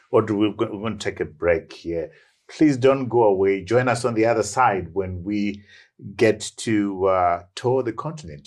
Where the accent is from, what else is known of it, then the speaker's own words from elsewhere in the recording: Bulawayo, Zimbabwe; I grew up in Magwegwe